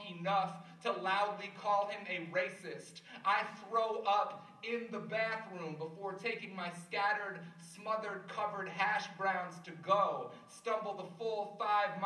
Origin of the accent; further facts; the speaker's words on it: Cincinnati, Ohio, United States; I'm just from Cincinnati